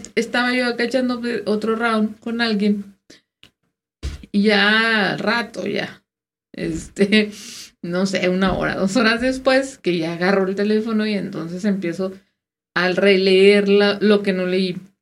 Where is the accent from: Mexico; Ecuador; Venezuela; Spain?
Mexico